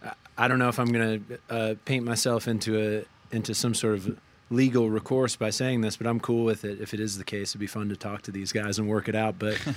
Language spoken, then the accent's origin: English; Vermont, United States; I grew up in Vermont.